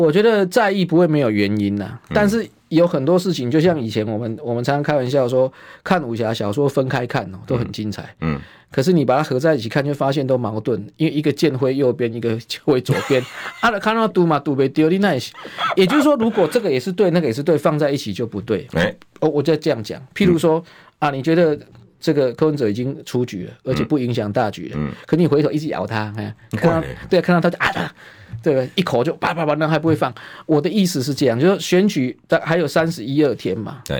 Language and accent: Chinese; Taiwan; 我们台湾话讲红灰桃就是夸辣贵了趴